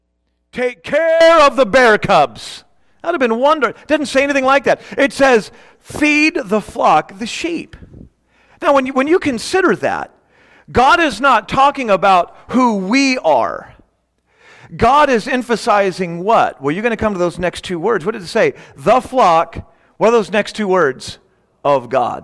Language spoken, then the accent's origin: English; Bellflower, California, United States; now in Victorville, United States; I grew up in Bellflower